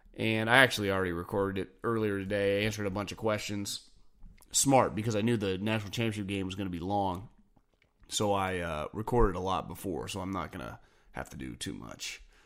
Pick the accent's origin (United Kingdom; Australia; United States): United States; West Coast; I'm from the West Coast